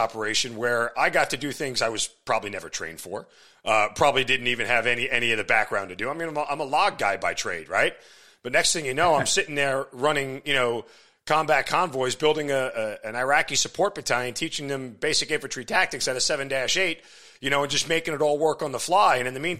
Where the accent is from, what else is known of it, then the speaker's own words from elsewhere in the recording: New York, United States; this hits home for me because I'm a New Yorker.